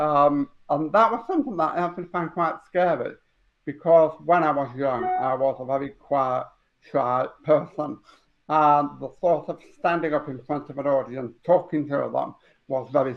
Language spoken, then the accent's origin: English; Huddersfield, Yorkshire and the Humber, United Kingdom; I was born in Huddersfield in 1964